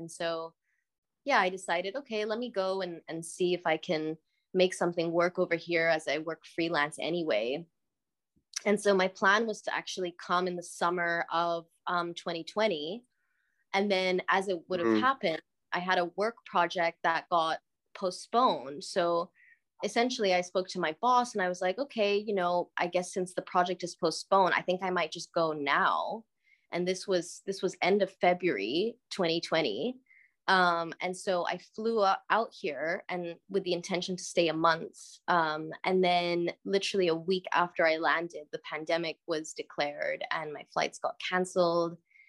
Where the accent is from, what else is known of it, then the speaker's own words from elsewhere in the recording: Cairo, Cairo Governorate, Egypt; born there; No, I was born in Egypt, born in Cairo.